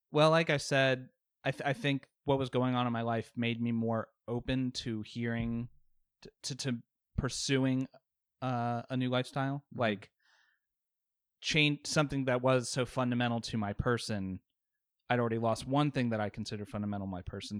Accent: Richmond, Virginia, United States; also born or lived in Baltimore; I've lived in Richmond pretty much my whole life.

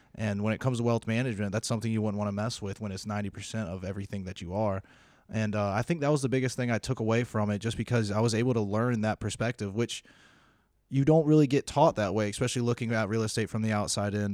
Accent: South Carolina, United States; moved away as an adult; I am from South Carolina, the great state

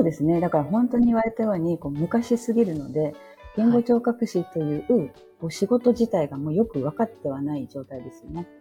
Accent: Shimane, Japan; moved away as an adult; also born or lived in Kobe, Japan; now in Bangkok, Thailand; 実家からは離れてましたけど、どうしてもまあ、県内だったら、私にまず声がかかりますし、私一人だったんでね、その養成校の中で、島根県

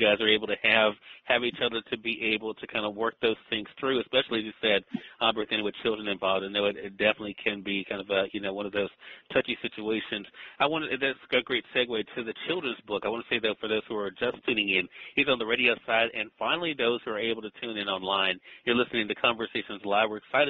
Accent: Mississippi, United States; as someone who's very proud of being a Southerner, I'm very proud of the fact that, you know, that I'm able to do the things that I do from the good old state of Mississippi.

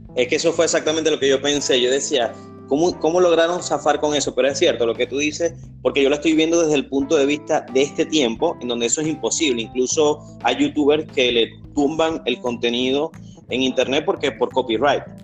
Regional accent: Venezuela; yo soy venezolano.

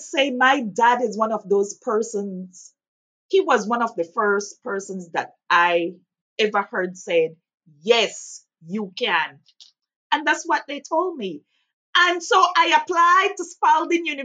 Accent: Belize; moved away as an adult; now in Lexington, United States; I am originally from Belize

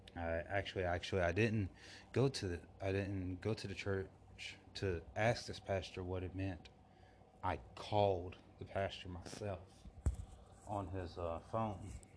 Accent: Forest Park, Georgia, United States; my hometown in in Forest Park, Georgia

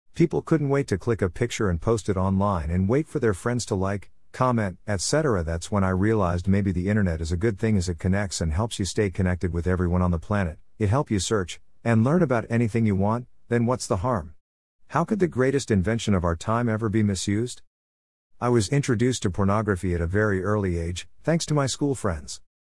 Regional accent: Mumbai, Maharashtra, India; I was born and raised in Mumbai, city that never sleeps.

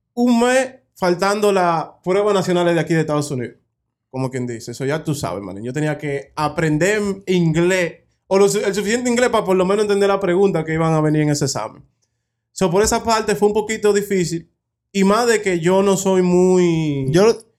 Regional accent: Dominican Republic; now in United States; yo vengo de República Dominicana

